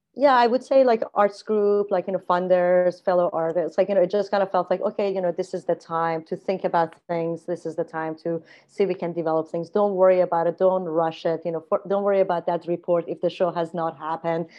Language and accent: English; Iran; moved away as an adult; also born or lived in Spain; now in Vancouver, Canada; I was born in Iran, and I grew up in a very artistic family